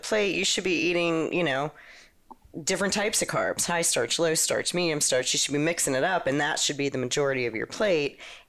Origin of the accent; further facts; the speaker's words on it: outside of Pittsburgh, Pennsylvania, United States; I'm from Pennsylvania, outside of Pittsburgh.